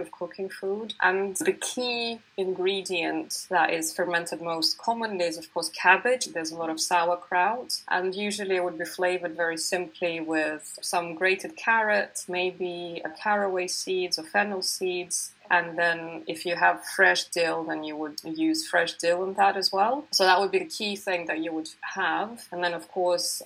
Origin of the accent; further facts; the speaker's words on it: Siberia, Russia; moved away as an adult; now in United Kingdom; I was born in the early 80s in Siberia, in Russia, in the Soviet era